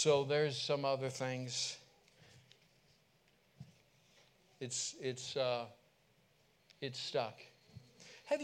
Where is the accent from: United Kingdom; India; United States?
United States; California; I'm from California